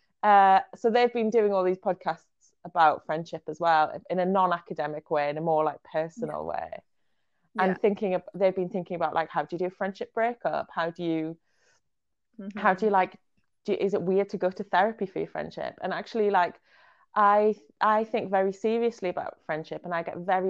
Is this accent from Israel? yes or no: yes; Israel; I was born in Israel